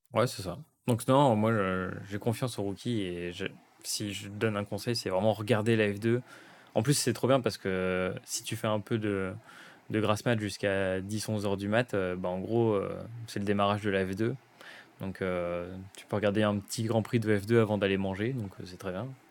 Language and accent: French; France; en tant que Français